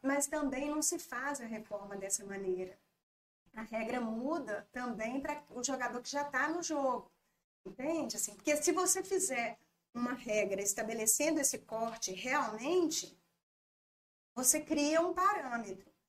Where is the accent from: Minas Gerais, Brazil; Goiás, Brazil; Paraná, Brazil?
Minas Gerais, Brazil; Governador Valadares; also born or lived in Belo Horizonte; sou daqui de Valadares, mas tinha morado em, em BH durante quatro anos, na época do ensino médio